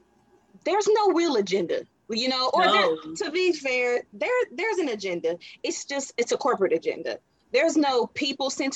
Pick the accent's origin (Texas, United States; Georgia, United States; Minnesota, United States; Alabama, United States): Texas, United States; Dallas; I'm from Dallas, Texas